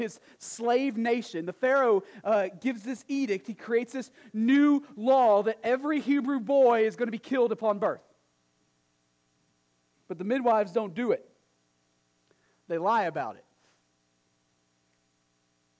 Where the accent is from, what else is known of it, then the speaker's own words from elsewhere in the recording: East Texas, United States; also born or lived in New England; now in Nashua, United States; when I moved from Texas to New England